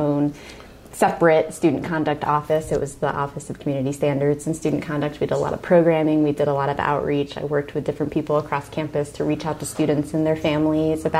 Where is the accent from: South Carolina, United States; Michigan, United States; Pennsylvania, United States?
Pennsylvania, United States; Upper Bucks County; also born or lived in Selinsgrove, Pennsylvania; I grew up in Upper Bucks County